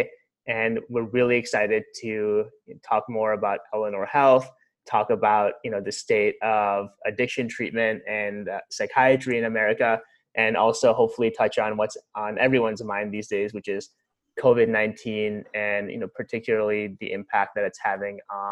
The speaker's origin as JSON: {"language": "English", "region": "Ohio", "country": "United States", "said": "our shared Ohio roots"}